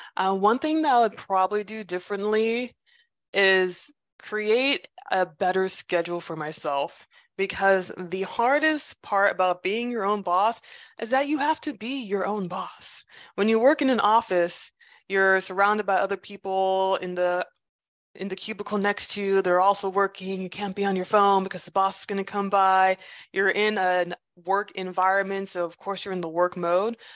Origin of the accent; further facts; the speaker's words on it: Los Angeles, California, United States; moved away as an adult; now in Seoul, South Korea; I'm from Los Angeles